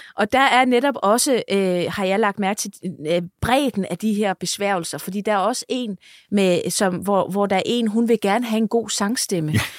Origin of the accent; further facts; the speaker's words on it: Funen, Southern Denmark, Denmark; nu er jeg jo Fynbo